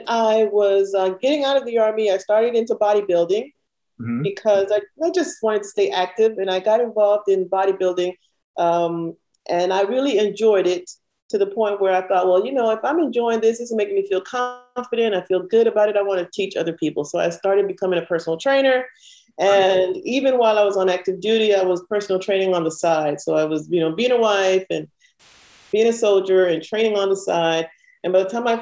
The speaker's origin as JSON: {"language": "English", "country": "Panama", "tie": "born or raised there", "moved": "yes", "said": "I had dual citizenship because I was born in Panama. My family's Panamanian"}